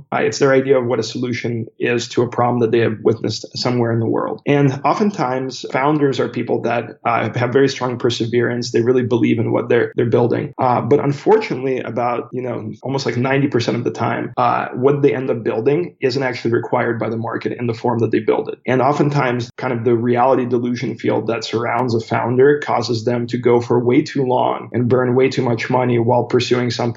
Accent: United States; also born or lived in St. Petersburg, Russia; I emigrated with my family to the United States when I was 7 years old, so in 1996.

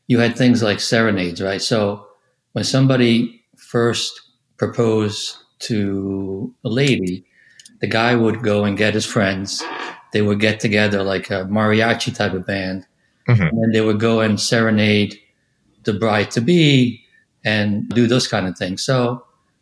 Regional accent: Italy; moved away; growing up in Italy, it was a little bit different

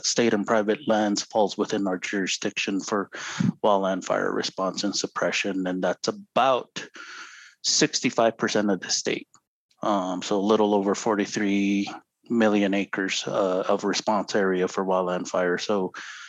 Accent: Zuni Pueblo, New Mexico, United States; now in Santa Clara Pueblo, United States; I'm originally from Zuni Pueblo. Currently live in Santa Clara Pueblo

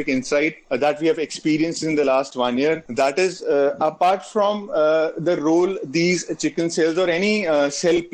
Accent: India; being an Indian

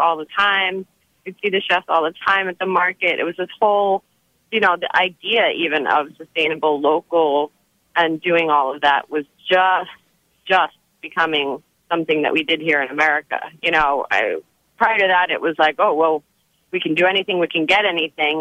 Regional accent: New Jersey, United States; now in New York, United States; I grew up in New Jersey

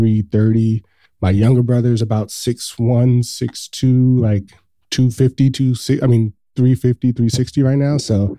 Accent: Los Angeles, California, United States; So I grew up in South Central Los Angeles. So if anybody's listening to this has been in Los Angeles, I grew up pretty much down the street where they filmed Boys in the Hood. It's 2 blocks away from my home.

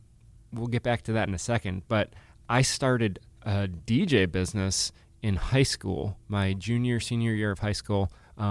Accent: Chicago, Illinois, United States; also born or lived in Massachusetts; I am, since Andy went deep into his past, I was born in Massachusetts, grew up in Chicago

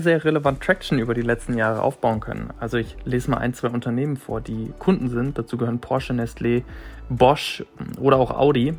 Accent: Bielefeld, North Rhine-Westphalia, Germany; das darf ich als Bielefelder sagen

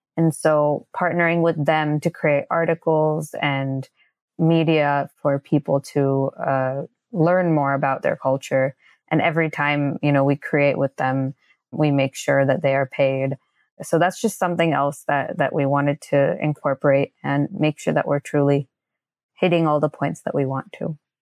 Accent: India; I am from India

